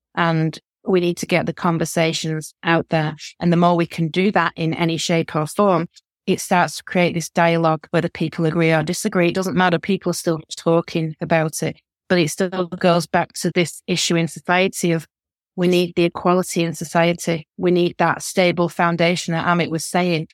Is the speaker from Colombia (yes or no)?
no; the north of England, United Kingdom; accent: northern; I'm a northerner, my accent, you can tell